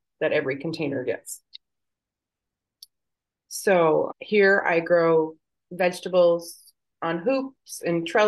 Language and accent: English; Michigan, United States; now in Texas, United States; I'm originally from Michigan